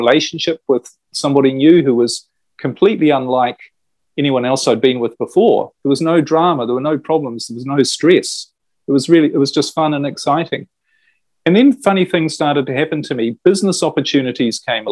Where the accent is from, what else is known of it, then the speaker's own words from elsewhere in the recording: New Zealand; I was brought up in New Zealand